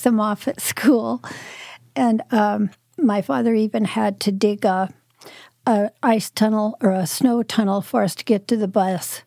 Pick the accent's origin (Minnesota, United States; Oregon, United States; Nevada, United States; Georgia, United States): Oregon, United States; Prospect; also born or lived in Medford, Oregon / Salem, Oregon; I lived up in the mountains in the Cascades, up by Crater Lake, uh, when I was growing up